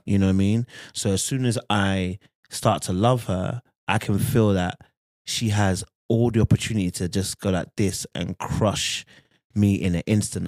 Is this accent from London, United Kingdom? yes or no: yes; London, United Kingdom; now in Birmingham, United Kingdom; I grew up in London, but I'm in, currently in Birmingham